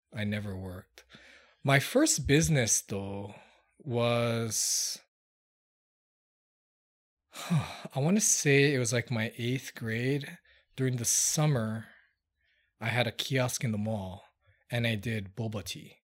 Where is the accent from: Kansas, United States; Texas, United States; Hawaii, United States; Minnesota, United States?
Hawaii, United States; Hilo; moved away as an adult; also born or lived in New Zealand; now in Las Vegas, United States; I'm from Hawaii, um, born in small town Hilo